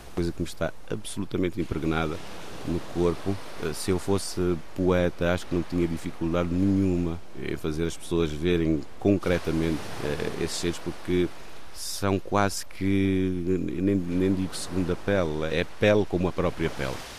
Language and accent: Portuguese; Cape Verde; moved away as an adult; now in Porto, Portugal; Vim de Cabo Verde em noventa e nove. Viver fora de Cabo Verde, para mim, nem fazia parte da equação. Sempre fui muito agarrado à terra e à família